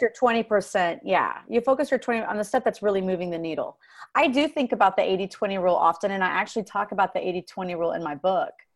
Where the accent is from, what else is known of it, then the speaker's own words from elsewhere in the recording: Dallas, Texas, United States; My husband and I relocated to Dallas, which is my hometown, started doing music here in Dallas.